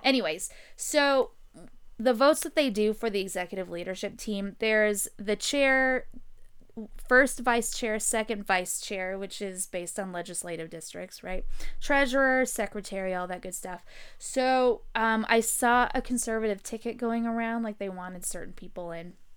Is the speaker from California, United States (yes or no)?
yes; San Diego, California, United States; moved away; I'm from San Diego originally